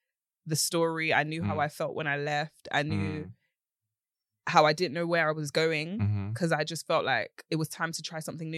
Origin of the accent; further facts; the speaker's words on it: Romford, London, United Kingdom; I am from East. Romford.